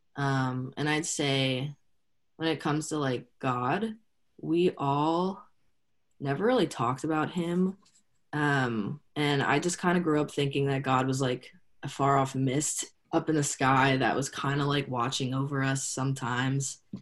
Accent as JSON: {"language": "English", "town": "State College", "region": "Pennsylvania", "country": "United States", "tie": "born or raised there", "said": "I grew up in State College."}